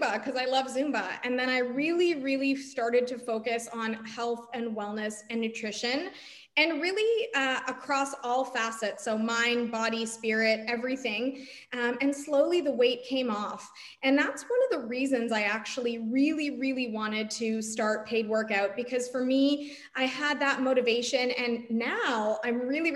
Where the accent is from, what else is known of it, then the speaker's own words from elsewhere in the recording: Toronto, Ontario, Canada; I grew up in Toronto, Canada